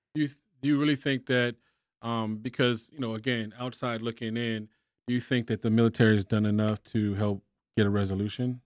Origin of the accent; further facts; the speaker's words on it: Texas, United States; I'm from Texas.